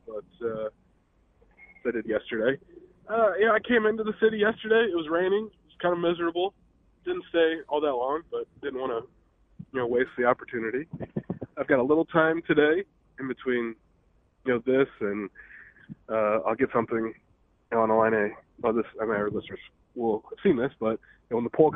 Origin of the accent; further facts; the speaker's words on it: Eureka, Illinois, United States; moved away as an adult; I'm from Eureka